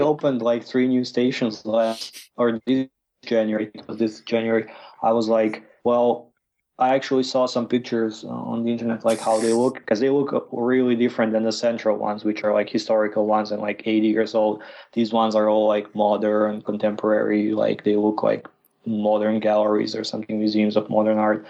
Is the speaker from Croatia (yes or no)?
yes; Croatia; moved away as an adult; now in Moscow, Russia; I'm from Croatia and I've been in Russia already for four years